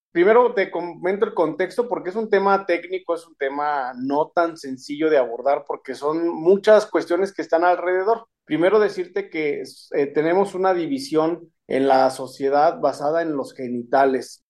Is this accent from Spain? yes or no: no; Saltillo, Coahuila, Mexico; moved away as an adult; now in Aguascalientes, Mexico; Soy originaria de Saltillo, Coahuila